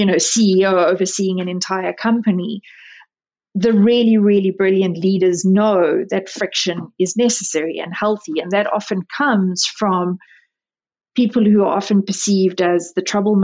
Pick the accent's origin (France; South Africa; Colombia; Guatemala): South Africa; now in United States; I was born and raised in South Africa.